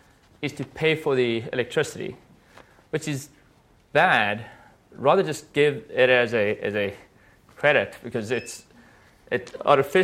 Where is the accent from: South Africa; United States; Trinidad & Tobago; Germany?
South Africa; I'm from South Africa